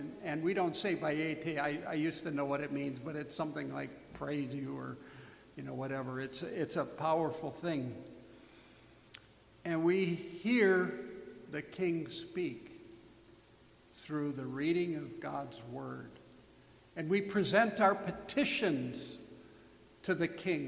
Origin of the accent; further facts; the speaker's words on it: United States; we were Americans